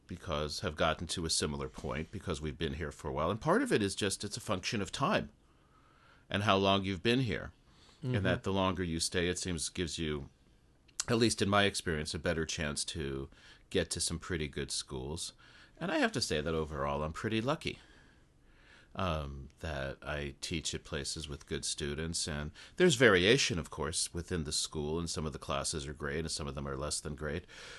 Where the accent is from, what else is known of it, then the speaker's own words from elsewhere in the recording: Los Angeles, California, United States; now in Japan; I'm from Los Angeles, so I think to go 5 miles on the freeway now takes like an hour.